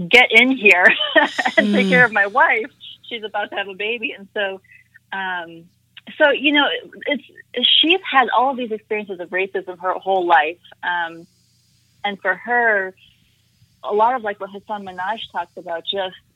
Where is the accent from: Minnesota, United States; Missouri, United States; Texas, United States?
Minnesota, United States; also born or lived in South Carolina; now in Austin, United States; so I was born in South Carolina. I grew up in Minnesota though